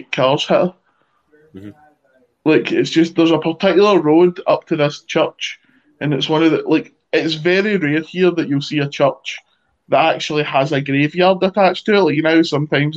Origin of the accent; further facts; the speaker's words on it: Ireland; I'm like Irish